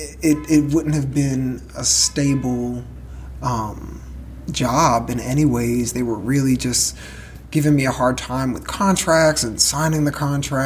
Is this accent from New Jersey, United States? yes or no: yes; Linden, New Jersey, United States; I grew up in Linden, New Jersey